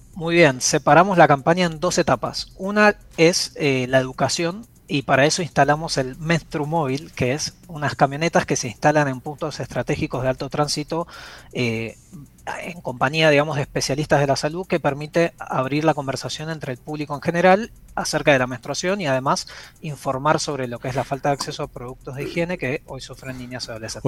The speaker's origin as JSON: {"language": "Spanish", "region": "Buenos Aires", "country": "Argentina", "moved": "yes", "lives_now": "Panama", "said": "yo soy de Buenos Aires, eh, pero vivo en Panamá"}